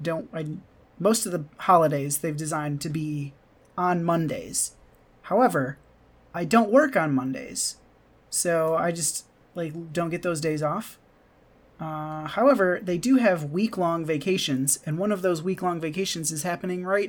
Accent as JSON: {"language": "English", "region": "Michigan", "country": "United States", "moved": "yes", "lives_now": "Japan", "said": "I'm from Michigan"}